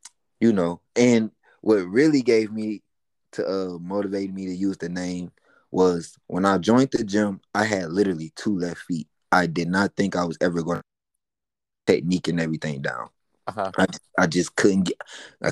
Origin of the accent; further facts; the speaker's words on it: Detroit, Michigan, United States; also born or lived in Atlanta, Georgia; now in Chamblee, United States; I was born in Atlanta, but I was raised half of my life in Detroit